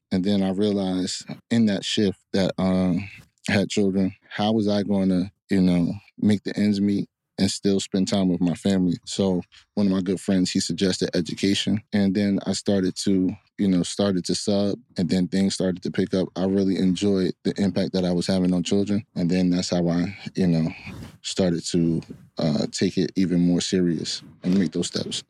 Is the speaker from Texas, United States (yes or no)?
no; Hillside, New Jersey, United States; also born or lived in Newark; I was raised in Hillside.